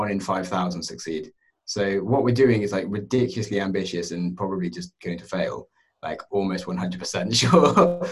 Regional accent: United Kingdom; I'm happy being British

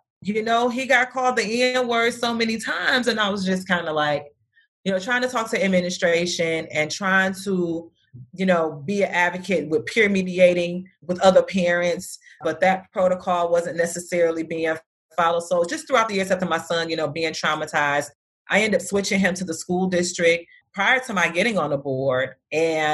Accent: Detroit, Michigan, United States; moved away as an adult; now in Phoenix, United States; I'm originally from Detroit, Michigan, and I decided to move to Phoenix, Arizona

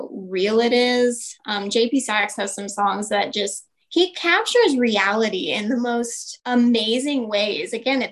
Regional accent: Parker, Colorado, United States; I grew up in Parker

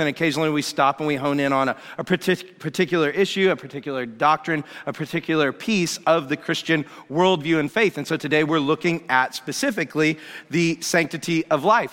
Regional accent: Atlanta, Georgia, United States; Growing up in Atlanta, Georgia

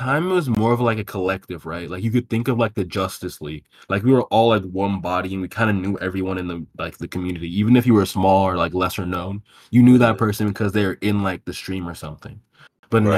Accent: Nigeria; I'm Nigerian.

